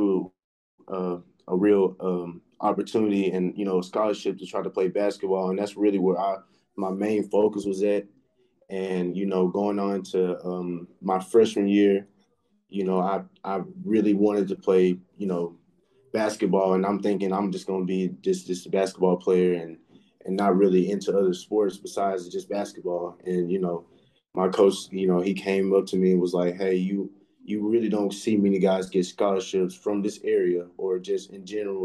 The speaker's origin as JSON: {"language": "English", "town": "Henderson", "region": "Texas", "country": "United States", "tie": "born or raised there", "said": "I'm from Henderson, Texas, you know, East Texas."}